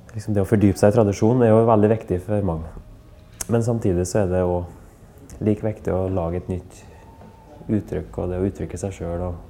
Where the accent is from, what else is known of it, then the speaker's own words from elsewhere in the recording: Verdal, Trøndelag, Norway; jeg vokste opp i Verdalen, da, i, på Innherred, Nord-Trøndelag